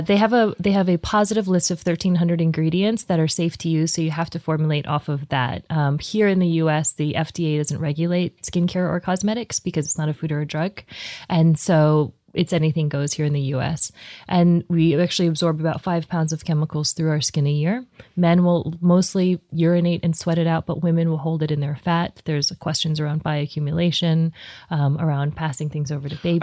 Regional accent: Columbia, Missouri, United States; moved away; also born or lived in New Jersey / Texas; I was born in Columbia

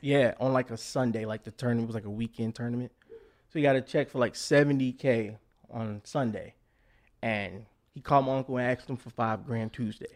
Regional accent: Chicago, Illinois, United States; also born or lived in Hazel Crest, Illinois; born and raised in Chicago

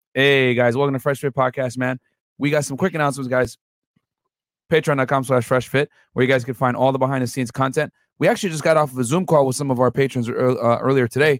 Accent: Houston, Texas, United States; I'm from Houston

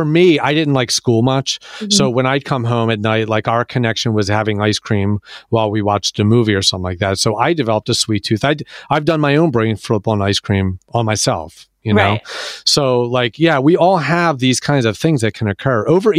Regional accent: Philadelphia, Pennsylvania, United States; Yeah, I'm from Philadelphia, so I know Entenmann's.

